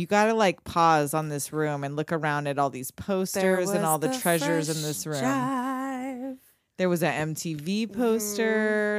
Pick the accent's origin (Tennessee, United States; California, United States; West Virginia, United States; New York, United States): California, United States; Southern; And I'm from Southern California.